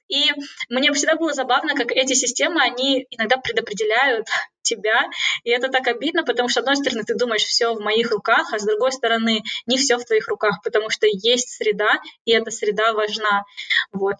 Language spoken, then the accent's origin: Russian; Kazakhstan; moved away as an adult; now in Cambridge, United Kingdom; я уехала из Казахстана